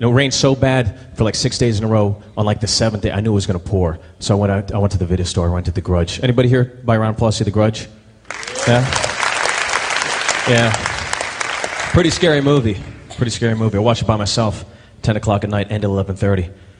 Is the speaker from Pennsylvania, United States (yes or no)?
yes; Pittsburgh, Pennsylvania, United States; where are you from? I'm like, Pittsburgh.